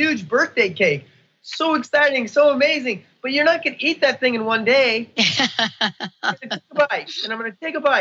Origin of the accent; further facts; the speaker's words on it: United States; I'm an American. I came to America born here